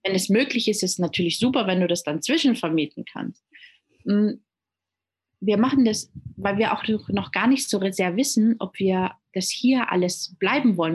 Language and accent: German; Munich, Bavaria, Germany; first language German and Italian; moved away as an adult; now in Gran Canaria, Spain; gebürtig komme ich aus München